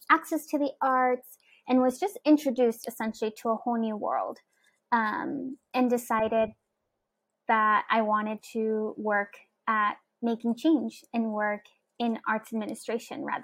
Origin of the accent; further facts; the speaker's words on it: Houston, Texas, United States; I grew up in Houston, Texas